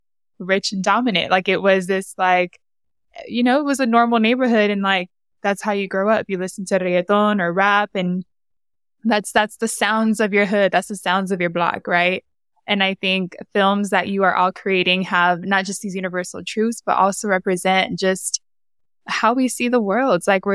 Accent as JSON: {"language": "English", "country": "Honduras", "accent": "Honduran", "said": "Well, it's funny because when I speak with my Honduran accent, which only pops in with family, people are like, I don't understand what you're saying."}